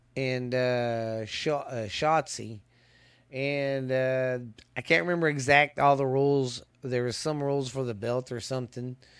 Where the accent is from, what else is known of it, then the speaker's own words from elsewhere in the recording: the South, United States; I'm from the South